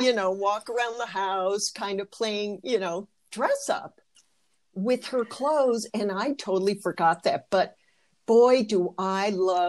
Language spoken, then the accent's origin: English; Michigan, United States; I was raised in Michigan